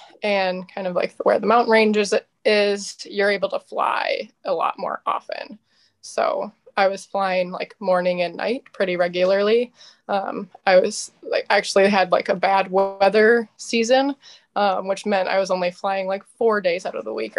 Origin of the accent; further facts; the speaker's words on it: Southern Minnesota, United States; also born or lived in Albuquerque, New Mexico; I'm from Minnesota, Southern Minnesota.